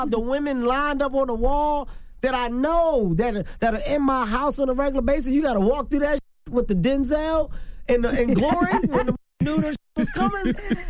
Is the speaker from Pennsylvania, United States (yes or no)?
yes; Philadelphia, Pennsylvania, United States; Listen, I'm from Philadelphia.